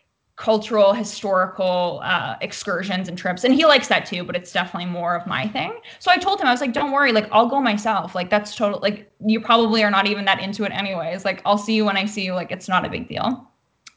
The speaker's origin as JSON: {"language": "English", "country": "Canada", "also_born_or_lived": "Vancouver", "moved": "yes", "lives_now": "Los Angeles, United States", "said": "I'm Canadian"}